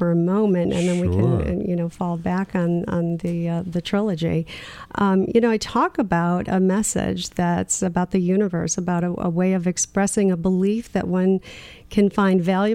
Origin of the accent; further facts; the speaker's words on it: Michigan, United States; where I grew up in Michigan